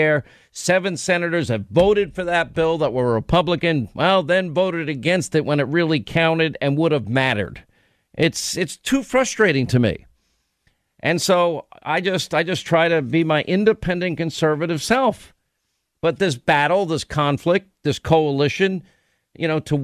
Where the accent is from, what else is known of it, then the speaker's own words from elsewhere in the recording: New York, United States; I grew up in New York